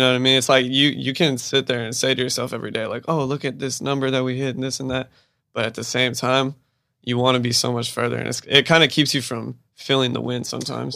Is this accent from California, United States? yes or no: yes; Bakersfield, California, United States; I'm from Bakersfield." Like, my dad went to high school with y'all.